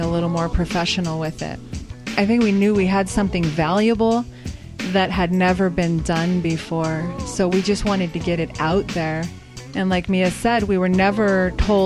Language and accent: English; El Paso, Texas, United States; I am a local El Pasoan